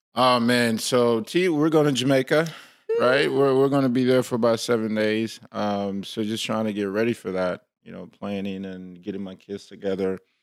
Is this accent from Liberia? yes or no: yes; Liberia; moved away; I'm, you know, West African or I'm from Liberia